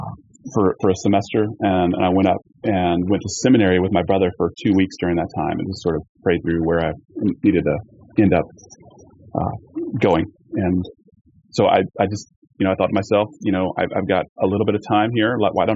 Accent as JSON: {"language": "English", "town": "Charleston", "region": "South Carolina", "country": "United States", "tie": "born or raised there", "moved": "as an adult", "lives_now": "Portland, United States", "said": "I grew up in Charleston, South Carolina"}